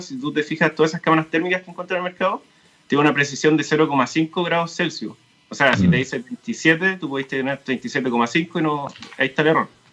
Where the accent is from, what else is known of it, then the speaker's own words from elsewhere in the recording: Talca, Maule, Chile; now in Santiago, Chile; soy de Talca